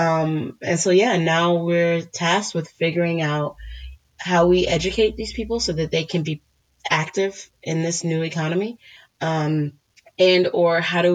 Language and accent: English; Washington, District of Columbia, United States; I was born in Washington, D.C.